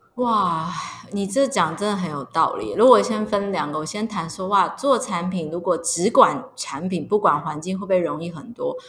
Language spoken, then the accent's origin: Chinese; Miaoli County, Taiwan; 我其实是苗栗人，就是说我说我从小就是在苗栗长大。那因为苗栗就是一个农业县，所以我小时候也常常都是在田里玩